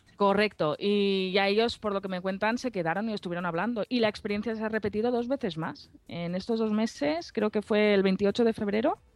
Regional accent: Alicante, Valencian Community, Spain; aquí en mi tierra, en Alicante

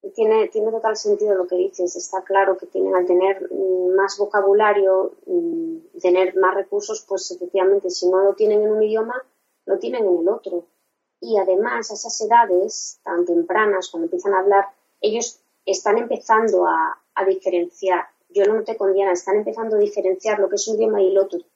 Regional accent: Spain; first language Spanish; mi idioma materno es el español, sabe que soy española

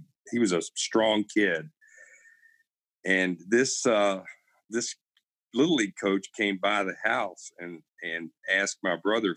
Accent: Kentucky, United States; I grew up in rural Kentucky, a really small town down in south central, sort of southwestern Kentucky

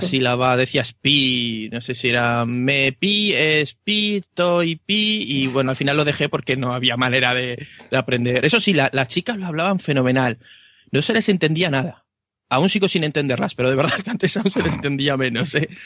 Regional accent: Aragon, Spain; un pueblo cerrado de, Aragón

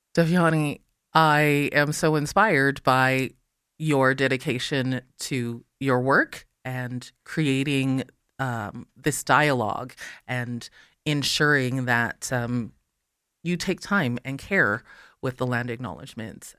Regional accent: Calgary, Alberta, Canada; first language English; I'm born in Calgary

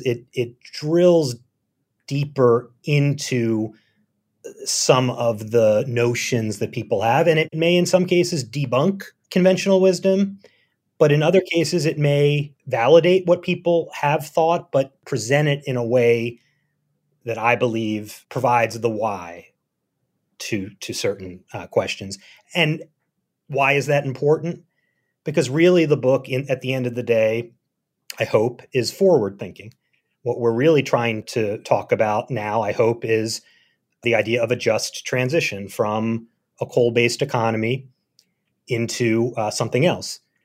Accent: Philadelphia, Pennsylvania, United States; moved away as an adult; also born or lived in Berlin, Germany / Hazard, Kentucky; I grew up in Philadelphia

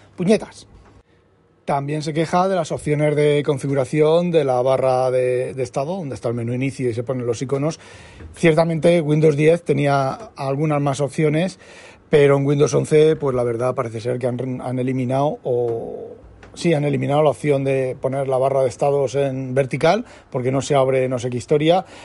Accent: Spain; now in Netherlands; Siendo un español viviendo en Holanda

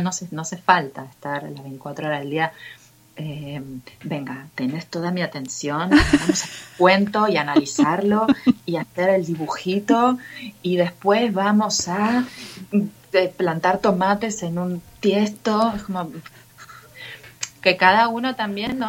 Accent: Buenos Aires, Argentina; como buena argentina porteña psicoanalizada

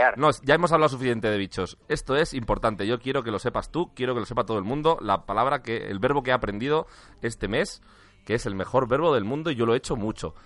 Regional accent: Valladolid, Castile and León, Spain; moved away as an adult; now in Madrid, Spain; yo soy de Valladolid, ¿eh? yo llevo en Madrid ocho años

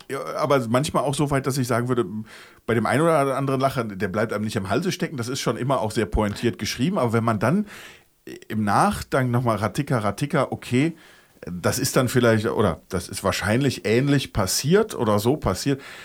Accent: Germany; wir als Deutsche

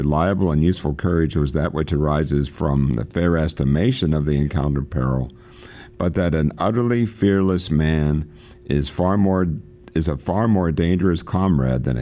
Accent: Pennsylvania, United States; I'm from Pennsylvania

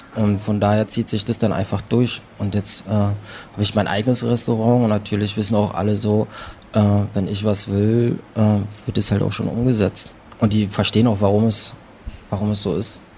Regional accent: Berlin, Germany; ich bin in Prenzlauer Berg geboren, dann bin ich da ein bisschen aufgewachsen

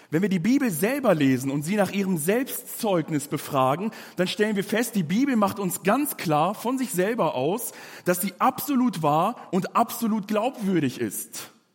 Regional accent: Germany; bei uns in Deutschland

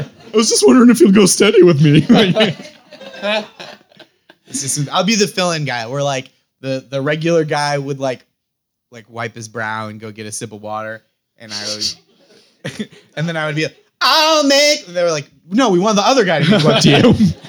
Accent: Stoneham, Massachusetts, United States; So I grew up in Stoneham, Massachusetts. I was in, a lot of my friends were from like the North Shore of Massachusetts.

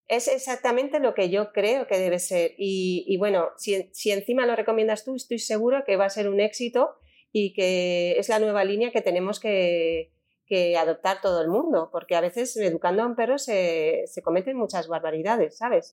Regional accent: Valencian Community, Spain; yo soy valenciana

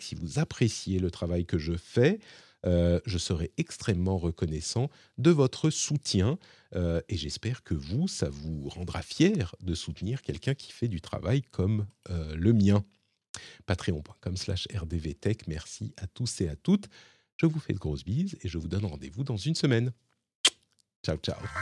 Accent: France; chez nous, en France

